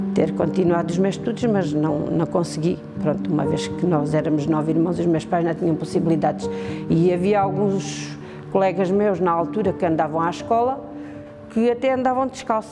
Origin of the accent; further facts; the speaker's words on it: Aldeia Nova de São Bento, Alentejo, Portugal; now in Vale de Vargo, Portugal; sou natural de Aldeia Nova de São Bento e neste momento vivo em Valdevargo.